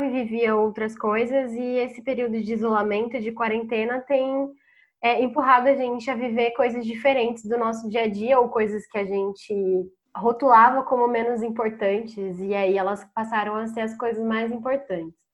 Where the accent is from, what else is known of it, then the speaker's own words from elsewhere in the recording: Campinas, São Paulo, Brazil; moved away as an adult; now in São Paulo, Brazil; Eu também sou de Campinas e moro há mais de um ano em São Paulo